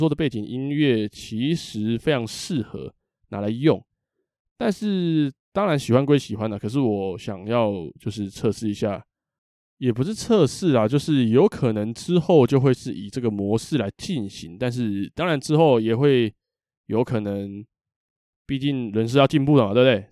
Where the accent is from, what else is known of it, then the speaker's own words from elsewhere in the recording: Taipei, Taiwan; 我是个台北人，啊，台北人